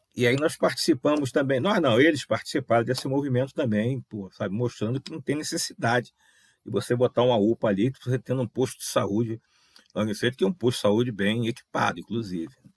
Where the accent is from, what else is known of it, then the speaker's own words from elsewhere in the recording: Rio de Janeiro, Brazil; Minha, minha, minha base, né? onde eu nasci, fui criado, onde eu conheço as pessoas ali